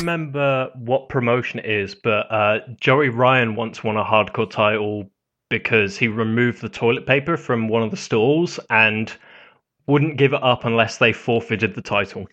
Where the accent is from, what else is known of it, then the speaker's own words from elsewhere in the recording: United Kingdom; I'm British